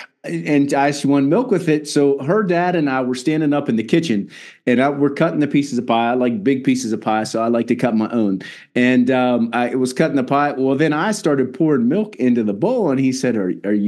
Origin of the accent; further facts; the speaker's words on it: West Virginia, United States; I'm from West Virginia